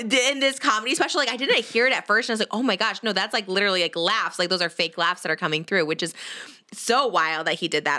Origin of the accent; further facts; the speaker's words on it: Illinois, United States; I'm from Illinois